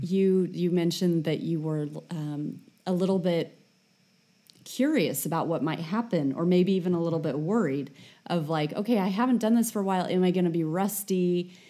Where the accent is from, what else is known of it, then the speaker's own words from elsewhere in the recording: United States; being American